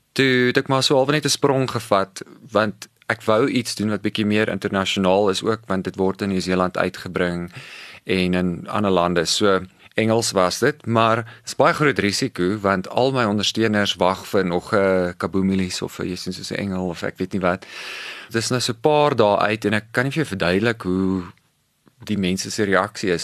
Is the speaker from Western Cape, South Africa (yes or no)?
yes; Cape Town, Western Cape, South Africa; moved away